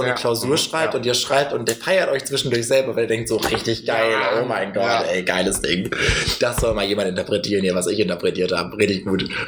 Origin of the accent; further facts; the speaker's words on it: Schleswig-Holstein, Germany; wir kommen ja beide aus Schleswig-Holstein